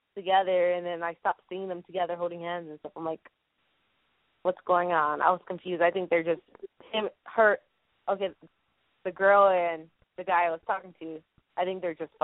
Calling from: San Antonio, Texas, United States; I'm from San Antonio.

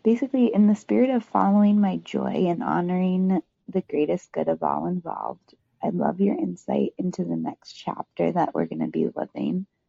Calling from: New Hampshire, United States; I'm just calling from New Hampshire

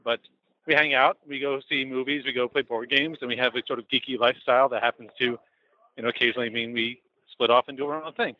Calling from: New York City, New York, United States; Calling from New York City

